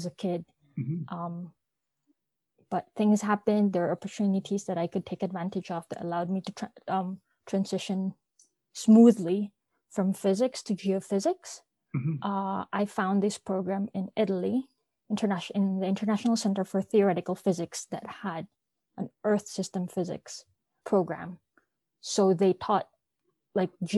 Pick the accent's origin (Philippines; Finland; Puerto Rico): Philippines; I'm from the Philippines